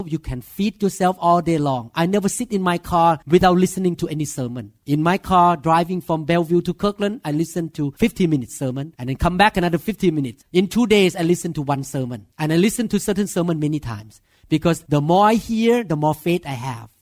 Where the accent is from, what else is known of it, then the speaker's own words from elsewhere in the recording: Thailand; English is a second language; moved away as an adult; now in United States; I'm Thai.